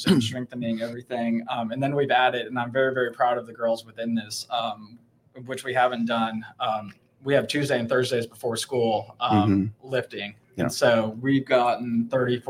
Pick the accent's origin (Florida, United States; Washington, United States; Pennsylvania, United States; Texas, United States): Texas, United States; Aledo; I got to move closer to home because I'm from Aledo